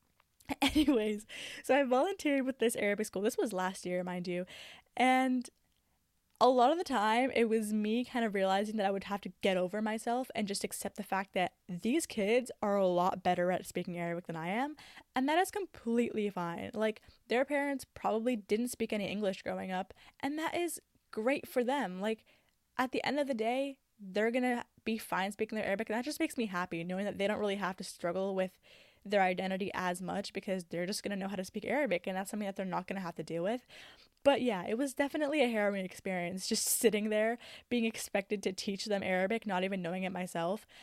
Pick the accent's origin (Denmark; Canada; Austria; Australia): Canada; I love that I have both Egyptian and Syrian cultures. Like, there are two different worlds that come with that, along with being Canadian